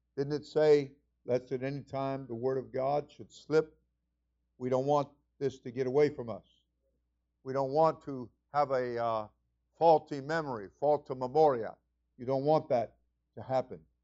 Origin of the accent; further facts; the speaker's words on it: New York, United States; moved away; I was from New York